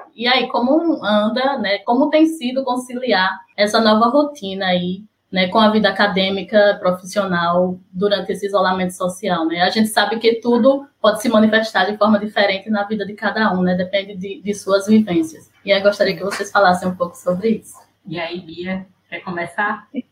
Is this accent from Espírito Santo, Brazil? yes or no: no; Sergipe, Brazil; now in Recife, Brazil; sou sergipana, mas moro em Recife